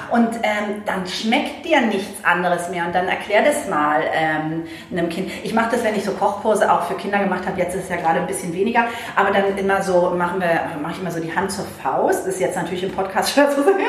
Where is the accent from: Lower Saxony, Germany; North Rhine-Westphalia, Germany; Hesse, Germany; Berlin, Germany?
Berlin, Germany; moved away; ich bin, äh, in Berlin aufgewachsen